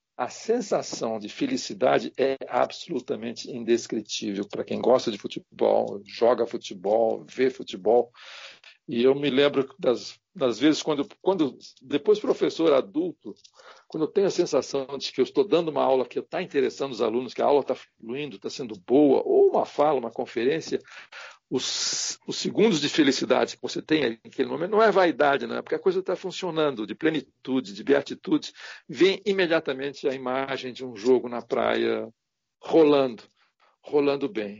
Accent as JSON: {"language": "Portuguese", "town": "Santos", "region": "São Paulo", "country": "Brazil", "said": "eu sou de Santos"}